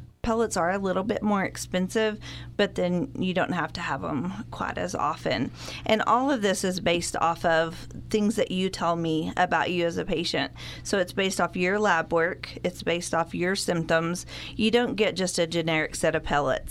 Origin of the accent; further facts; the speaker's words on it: Borger, Texas, United States; now in Amarillo, United States; I was born and raised in Borger, haven't made it very far. I live in Amarillo now